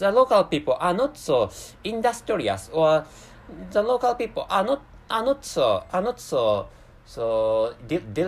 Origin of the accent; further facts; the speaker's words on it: Japan; first language Japanese; English is a second language; my mother tongue is Japanese or an Asian language.